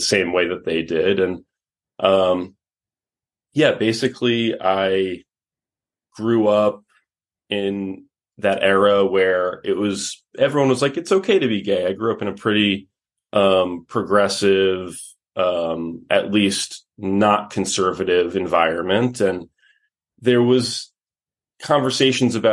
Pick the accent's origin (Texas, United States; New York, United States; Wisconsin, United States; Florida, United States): New York, United States; New York City; moved away as an adult; now in Los Angeles, United States; I grew up in New York City, and I now live out here in Los Angeles